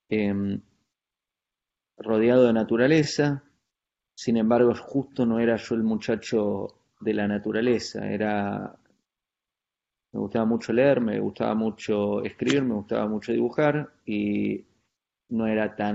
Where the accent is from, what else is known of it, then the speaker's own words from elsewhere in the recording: San Carlos de Bariloche, Río Negro, Argentina; me crié en Bariloche, en un pueblo en la Patagonia Argentina, en los 80. Eh, es un pueblo turístico de, esos lugares donde en una época del año, en este caso es un lugar, es un centro de esquí